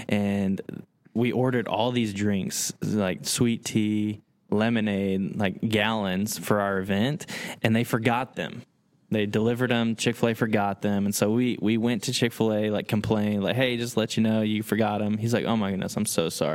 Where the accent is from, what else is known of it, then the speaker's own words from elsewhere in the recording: Dalton, Georgia, United States; moved away as an adult; also born or lived in Seattle; I'm from Dalton, which is an hour and a half away